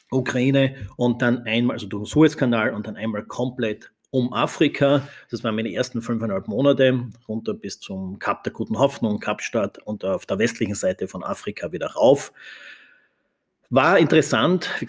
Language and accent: German; Styria, Austria; aufgewachsen in der Steiermark in Österreich. Meine Großeltern hatten ein Gasthaus, eine Gastwirtschaft